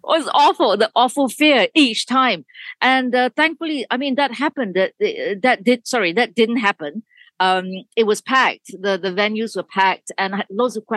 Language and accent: English; Malaysia; moved away; I grew up in Malaysia